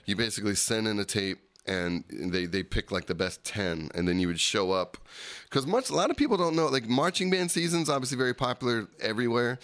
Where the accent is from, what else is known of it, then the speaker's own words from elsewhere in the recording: Berlin Township, New Jersey, United States; I grew up in Berlin Township